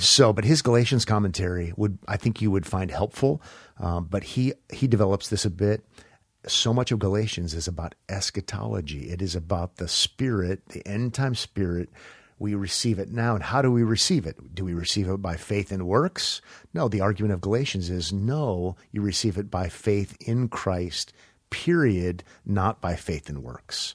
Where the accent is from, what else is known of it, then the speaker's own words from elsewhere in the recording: United States; as an American